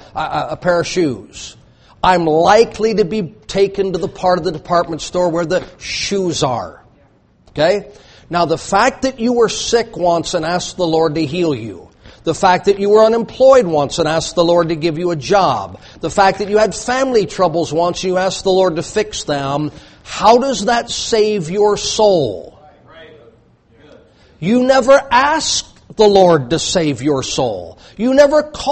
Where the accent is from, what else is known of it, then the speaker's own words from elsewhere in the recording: the South, United States; I grew up in the South